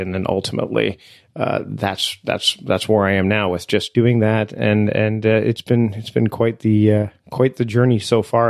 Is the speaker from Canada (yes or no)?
yes; Canada; I am Canadian